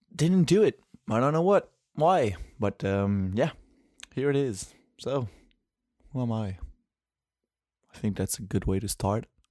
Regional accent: Quebec City, Quebec, Canada; first language French; English is a second language; I'm from Quebec City

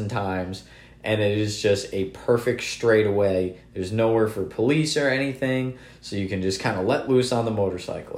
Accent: Connecticut, United States; we're both from Connecticut

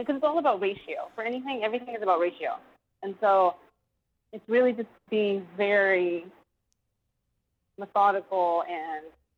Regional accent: Austin, Texas, United States; born and raised in Austin, Texas

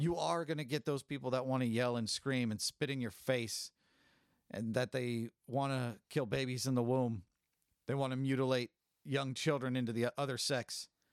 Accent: California, United States; I'm from California. I grew up in a Hispanic community

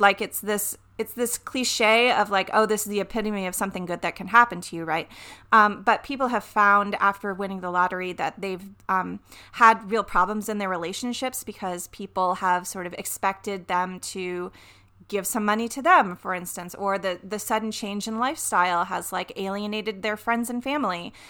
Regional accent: the South, United States; I'm from the South. You guys remember I'm from the South?

